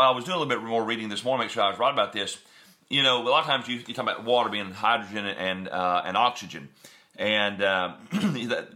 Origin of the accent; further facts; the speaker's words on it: West Tennessee, United States; moved away; we're from West Tennessee.